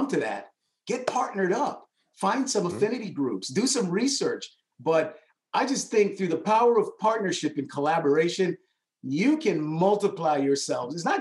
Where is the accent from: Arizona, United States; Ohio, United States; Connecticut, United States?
Connecticut, United States; Hartford; also born or lived in New York; I grew up in New York and Connecticut